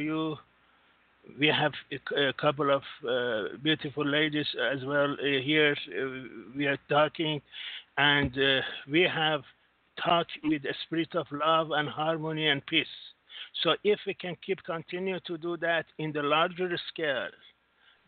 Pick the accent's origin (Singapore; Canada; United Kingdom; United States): Singapore; I'm from Singapore.